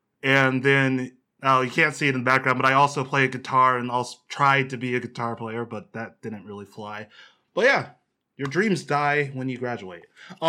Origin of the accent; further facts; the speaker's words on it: Ohio, United States; I'm from Ohio. But nothing happens there.